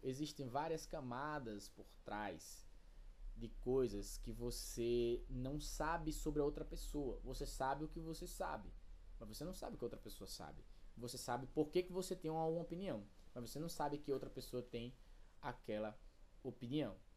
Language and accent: Portuguese; Brazil; eu sou brasileiro, moro no Brasil